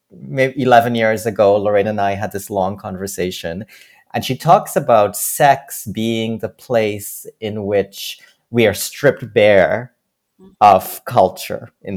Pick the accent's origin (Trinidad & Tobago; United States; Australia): Trinidad & Tobago; now in Toronto, Canada; growing up in Trinidad, I remember in school